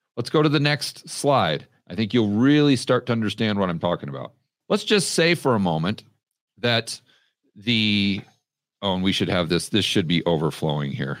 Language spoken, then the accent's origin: English; United States; moved away as an adult; now in Colombia; I'm still an American citizen